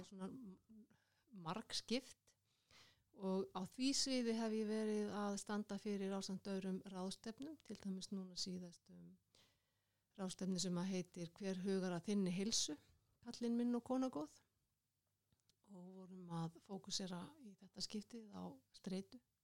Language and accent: Icelandic; Kópavogur, Capital Region, Iceland; moved away as an adult; now in Reykjavík, Iceland; Ég ólst upp í Kóbói